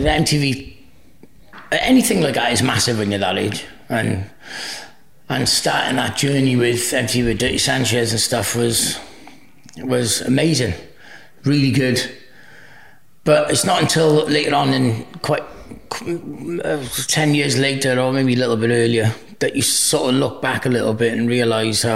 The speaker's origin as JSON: {"language": "English", "town": "Cardiff", "region": "Wales", "country": "United Kingdom", "tie": "born or raised there", "first_language": "Welsh", "second_language": "English", "said": "I grew up in Cardiff. I was born in Heath Hospital, in Cardiff City"}